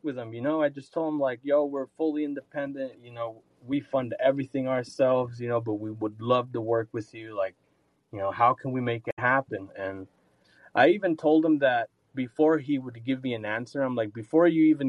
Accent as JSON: {"language": "English", "area": "Ventura County", "region": "California", "country": "United States", "moved": "yes", "lives_now": "Utah, United States", "said": "I'm from Ventura County"}